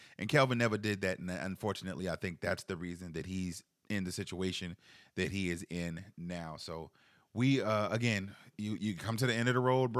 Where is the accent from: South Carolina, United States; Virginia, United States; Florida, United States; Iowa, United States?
South Carolina, United States; Charleston; I'm from Charleston.